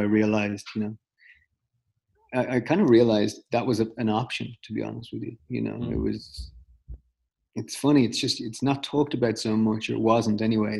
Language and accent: English; Dublin, Leinster, Ireland; moved away; I grew up in Dublin